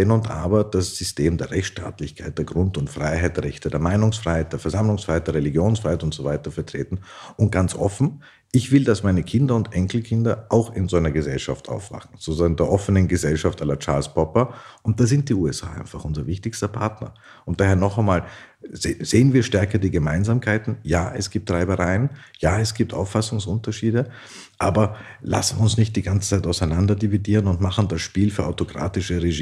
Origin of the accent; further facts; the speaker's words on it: Austria; wo wir gerade als Österreicher massives Interesse haben, mit ihnen zusammenzuarbeiten